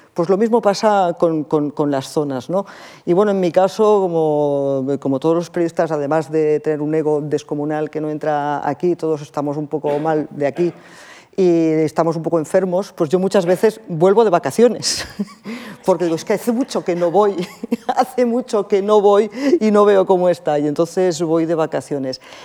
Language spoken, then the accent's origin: Spanish; Barcelona, Catalonia, Spain; moved away; also born or lived in Russia; yo que soy de Barcelona, soy del Mediterráneo, soy muy mediterránea